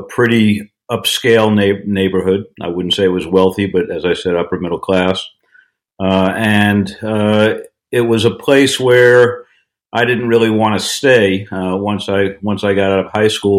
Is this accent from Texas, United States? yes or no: no; Long Island, New York, United States; I was I was born in New York City, uh, but my family moved uh, out to the suburbs on Long Island, uh, about 30 minutes outside of the city, when I was in uh, in third grade. Uh, and I grew up pretty much from then on until college on Long Island.